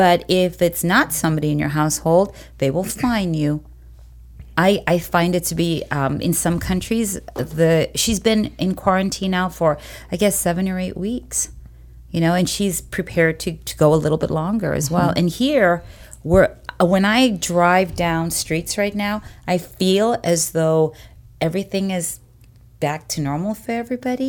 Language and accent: English; Cape Town, Western Cape, South Africa; now in United States; I'm South African by birth, Cape Town